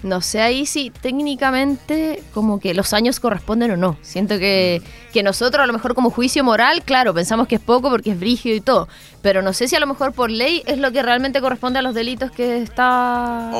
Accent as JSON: {"language": "Spanish", "country": "Chile", "said": "nosotros somos chilenos"}